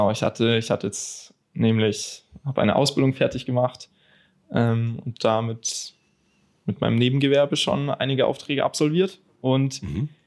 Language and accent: German; Bavaria, Germany; now in Berlin, Germany; ich bin jetzt noch 20 für einen Monat lang, komme aus Bayern, aus einer, ja, eigentlich eher kleineren Stadt und bin jetzt aktuell in Berlin